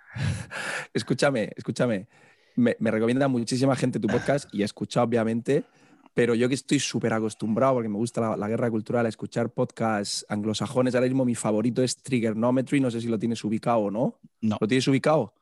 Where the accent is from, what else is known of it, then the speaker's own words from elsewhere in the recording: Murcia, Region of Murcia, Spain; moved away as an adult; now in Pamplona, Spain; yo soy de Murcia